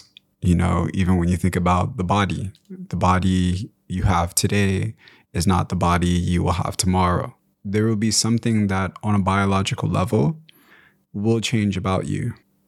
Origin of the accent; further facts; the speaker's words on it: DR Congo; born there; So I was born in Congo, and even while we were in Congo, my mom has told me that we moved around a little bit due to the Rwandan genocide that was taking place the year I was born.